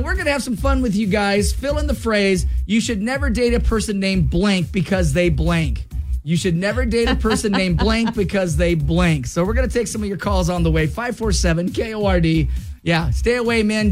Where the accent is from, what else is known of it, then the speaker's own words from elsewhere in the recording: Clarkston, Washington, United States; moved away; I'm from Washington, um, from Clarkston